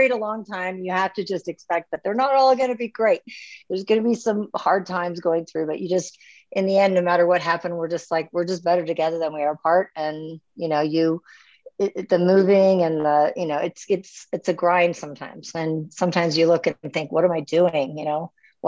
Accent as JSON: {"language": "English", "region": "North Dakota", "country": "United States", "also_born_or_lived": "Minnesota", "moved": "as an adult", "lives_now": "Edmonton, Canada", "said": "I'm originally from Minnesota, and I went to high school in North Dakota"}